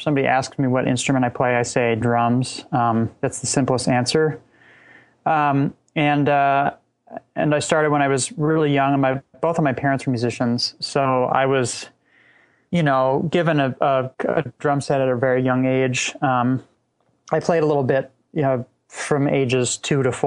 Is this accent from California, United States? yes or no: yes; Laguna Beach, California, United States; I grew up in Southern California, just south of Los Angeles in Laguna Beach